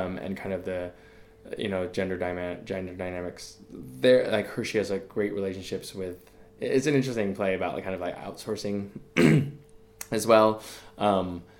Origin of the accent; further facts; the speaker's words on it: United States; growing up in America, growing up here